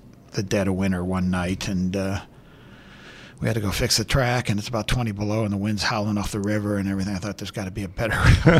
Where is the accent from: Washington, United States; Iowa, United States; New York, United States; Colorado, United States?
Iowa, United States; when I tell people I'm from Iowa, I'm from the Iowa side of the Quad Cities, you know, the west side of the Mississippi. People think, you know, I grew up on a farm or in a small town or something, but it was a manufacturing town.